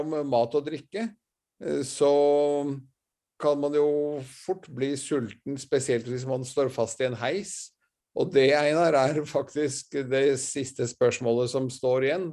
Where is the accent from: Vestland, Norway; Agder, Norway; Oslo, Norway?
Oslo, Norway; er oppvokst uh, på Marienlyst